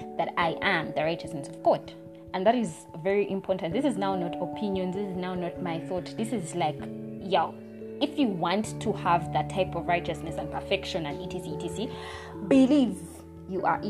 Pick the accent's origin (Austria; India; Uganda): Uganda; we're not exactly American accent speakers in Uganda. We're British English